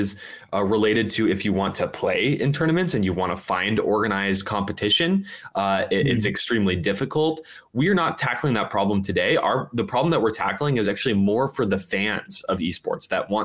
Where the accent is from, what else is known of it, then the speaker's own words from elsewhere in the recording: Oakland, California, United States; Oakland, my hometown